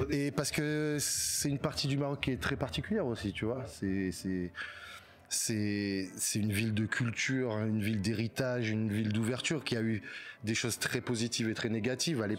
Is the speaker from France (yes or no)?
yes; Martinique, France; tout le monde pense que je suis marocain, et en fait, je suis martiniquais.